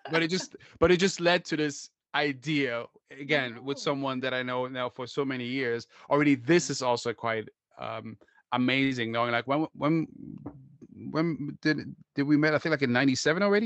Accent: Germany; I'm from Germany

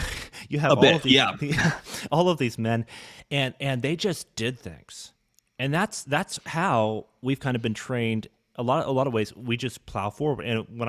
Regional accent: Ontario, Canada; I grew up in Canada, but Northern Ontario is very different than Toronto.

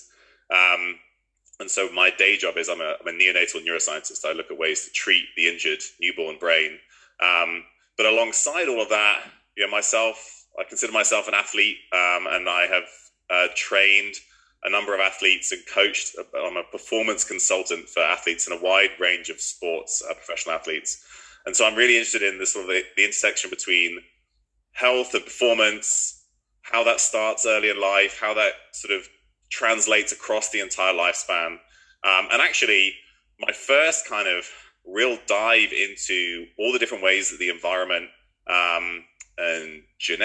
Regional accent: Bristol, South West England, United Kingdom; moved away as an adult; also born or lived in Cambridge / Oxford / London / Norway; I grew up in Bristol

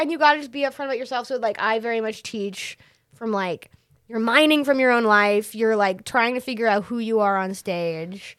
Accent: Massachusetts, United States; now in New York, United States; I'm originally from Massachusetts, but I didn't start there

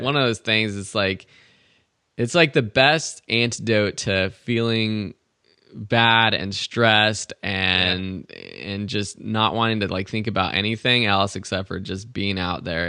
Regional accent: Southern California, United States; as a kid, I didn't travel really that much except for around California, Grand Canyon, those kind of T- typical close places from anyone for anyone growing up in SoCal

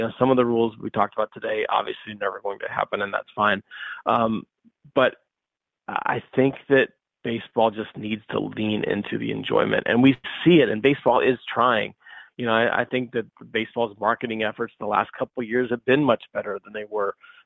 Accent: St. Louis, Missouri, United States; I grew up in St. Louis

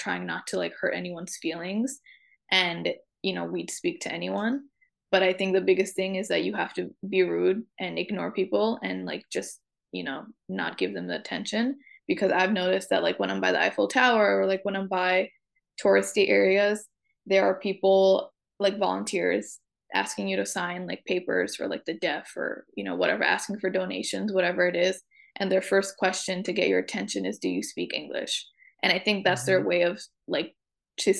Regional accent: New York, United States; since I grew up in New York

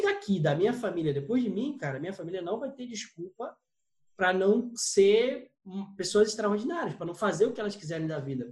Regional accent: São Gonçalo, Rio de Janeiro, Brazil; a gente veio de família humilde, vim de São Gonçalo aqui

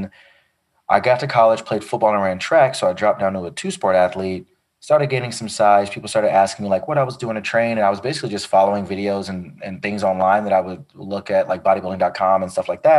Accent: Chicago, Illinois, United States; now in Los Angeles, United States; Yeah, I'm from Chicago originally. I'm a military brat, so I've lived all over the country.

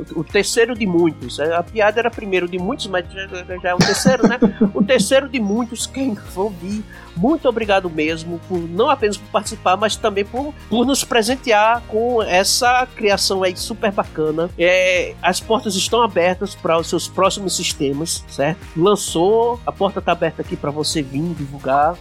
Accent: Paraíba, Brazil; accent: paraibano; now in Extremoz, Brazil; Eu sou paraibano, mas estou morando no Rio Grande do Norte, numa cidade chamada Extremóis

